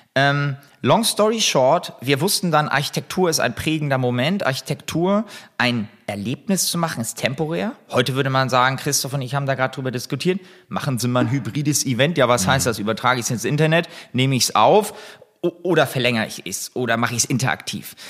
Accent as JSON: {"language": "German", "town": "Buchholz in der Nordheide", "region": "Lower Saxony", "country": "Germany", "tie": "born or raised there", "also_born_or_lived": "Hamburg", "said": "ich bin in Hamburg geboren, bin ähm, dann relativ schnell mit meinen Eltern äh, aufs Land bzw. in die Vorstadt gezogen, nach Buchholz in der Nordheide."}